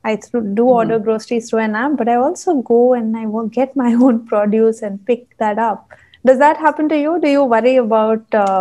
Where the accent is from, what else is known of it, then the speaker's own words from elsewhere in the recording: Punjab, India; now in Dubai, United Arab Emirates; which we both love being Punjabis.